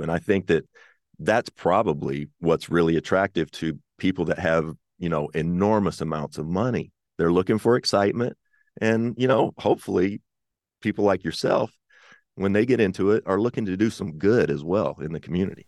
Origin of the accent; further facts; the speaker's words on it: Kentucky, United States; I'm from Kentucky